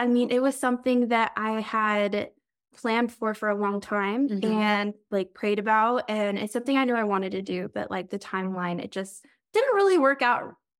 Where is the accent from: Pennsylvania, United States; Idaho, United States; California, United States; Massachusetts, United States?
Idaho, United States; Bonners Ferry; I grew up in Bonners Ferry. It's been my home for a long time.